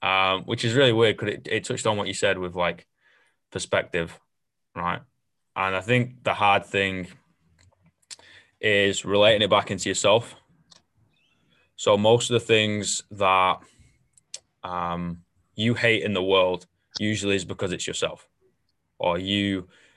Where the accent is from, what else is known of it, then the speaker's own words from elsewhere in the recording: Manchester, North West England, United Kingdom; moved away; my home is always going to be Manchester, but at the same time, like there's a reason why you leave.